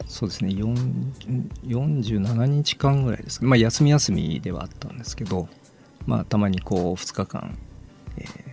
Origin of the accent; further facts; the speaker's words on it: Tachikawa, Tokyo, Japan; moved away as an adult; also born or lived in Aichi Prefecture (Nagoya); now in Miyagi, Japan; 出身は東京都のまあ立川市というちょっとまあ田舎の方なんですけど、はい、まあそちらが出身です